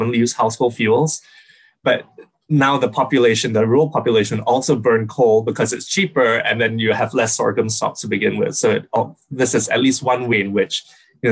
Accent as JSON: {"language": "English", "country": "Singapore", "moved": "yes", "lives_now": "United States", "said": "I'm from Singapore, which is small island country"}